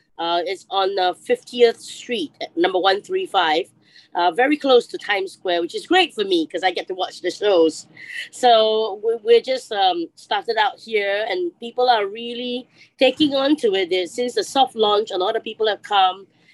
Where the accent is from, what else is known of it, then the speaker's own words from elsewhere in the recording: Singapore; growing up in Singapore, we are surrounded by such a hot pot of everyone, really.